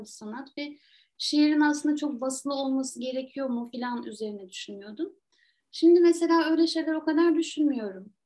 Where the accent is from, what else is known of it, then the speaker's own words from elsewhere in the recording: Trabzon, Turkey; moved away; Trabzon benim hani doğup büyüdüğüm şehir